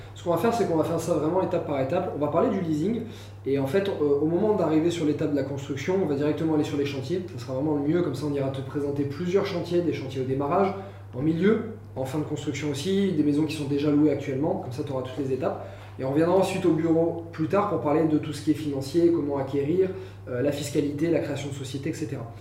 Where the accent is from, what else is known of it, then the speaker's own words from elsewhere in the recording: France; moved away; also born or lived in Bali; Nous, on n'a pas l'habitude, en tant que Français